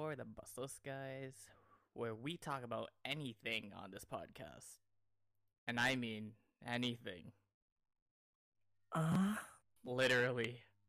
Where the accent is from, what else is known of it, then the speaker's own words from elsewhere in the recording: Canada; also born or lived in Toronto; I'm Canadian.